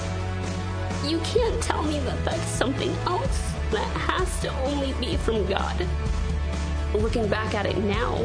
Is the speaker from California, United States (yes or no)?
no; Redmond, Washington, United States; also born or lived in India; So I was adopted from India when I was 9 months old. Grew up here in Redmond, went to school in Redmond